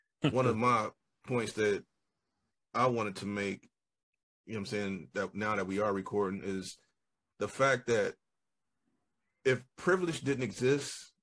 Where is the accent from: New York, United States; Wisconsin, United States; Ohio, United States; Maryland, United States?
Ohio, United States; Dayton; I am still from West Side Dayton